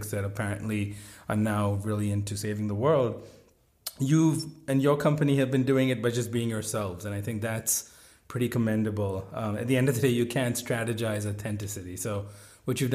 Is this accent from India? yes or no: yes; India; moved away; I grew up in India